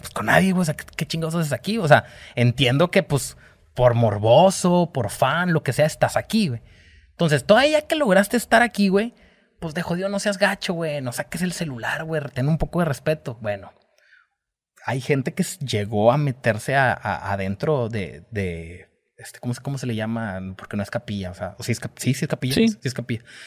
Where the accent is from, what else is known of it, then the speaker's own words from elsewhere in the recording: Mexico; pues soy mexicano, esa es mi bandera